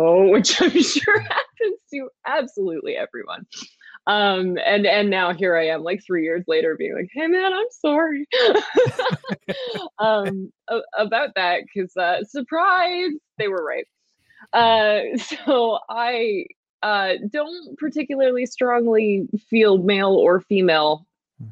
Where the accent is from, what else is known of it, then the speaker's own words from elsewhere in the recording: Canada; I'm Canadian